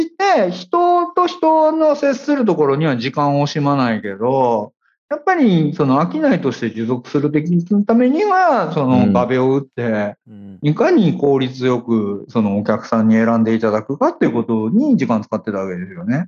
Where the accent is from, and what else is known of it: Kansai, Japan